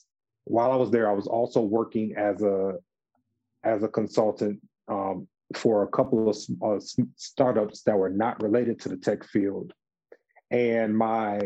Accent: Detroit, Michigan, United States; moved away; also born or lived in Atlanta, Georgia / Washington, District of Columbia, United States; I'm originally from Detroit, Michigan

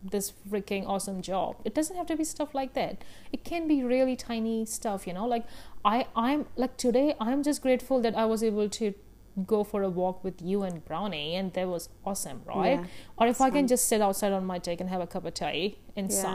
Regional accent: India; I grew up in India, grew up in an Indian family.

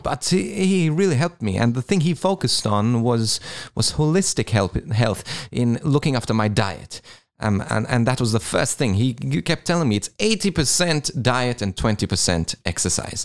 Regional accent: Malta; now in Australia; I'm originally from Malta.

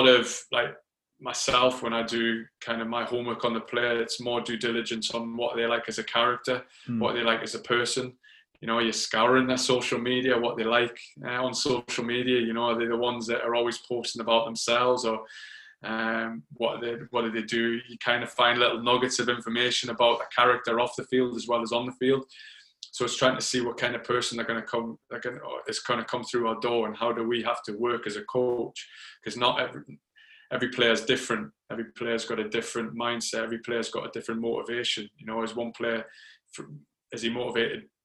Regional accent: Newcastle upon Tyne, North East England, United Kingdom; moved away as an adult; also born or lived in London / Phoenix, Arizona; I moved from Newcastle to London when I was 24

